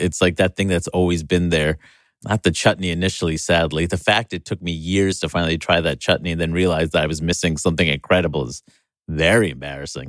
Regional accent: New York City, New York, United States; in my hometown

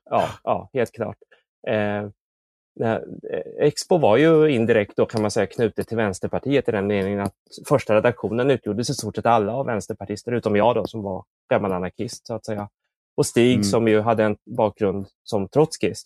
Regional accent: Motala, Östergötland, Sweden; also born or lived in South Korea; jag växte upp i Motala och jag eh, adopterade från Korea

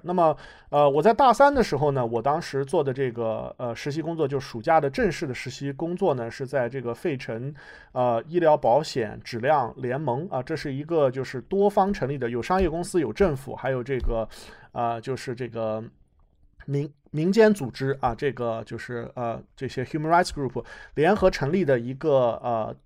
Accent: United States; also born or lived in China; 作为一个在美国成长，啊， 在美国接受教育的人

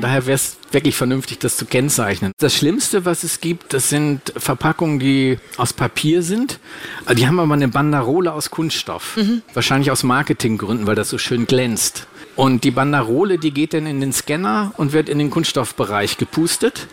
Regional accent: Hamburg, Germany; Und ich komme ja aus der Nähe von Hamburg

